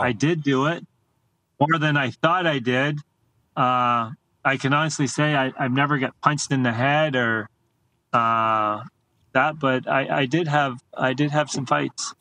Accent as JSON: {"language": "English", "country": "Canada", "said": "as a Canadian"}